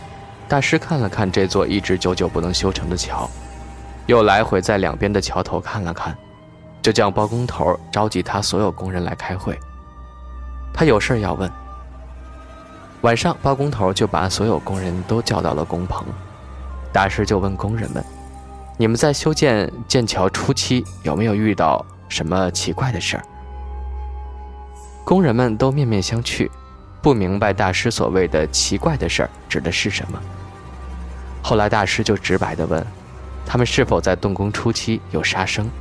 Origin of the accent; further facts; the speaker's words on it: Yibin, Sichuan, China; 这个故事发生在我老家，桥断了三回，是宜宾的人都知道这件事儿。